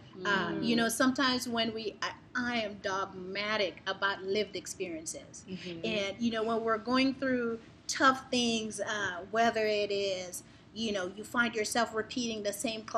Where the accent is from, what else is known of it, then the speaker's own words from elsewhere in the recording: New York City, New York, United States; also born or lived in Guyana; I grew up in Brooklyn.